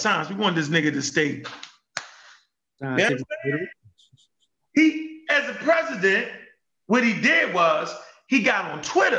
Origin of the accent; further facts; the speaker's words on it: United States; So being an American